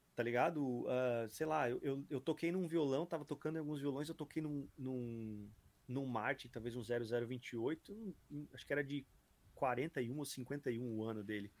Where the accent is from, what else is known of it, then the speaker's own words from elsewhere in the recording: Brazil; sou do Brasil